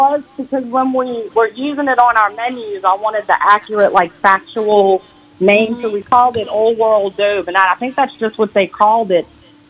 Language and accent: English; New Orleans, Louisiana, United States; we're from New Orleans